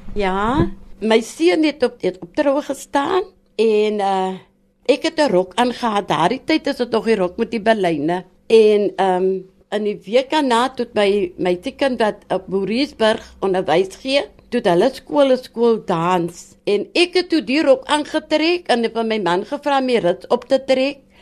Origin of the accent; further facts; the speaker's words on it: Wellington, Western Cape, South Africa; En ek het groot geword in Verlate Kloof, die bekende Verlate Kloof van Wellington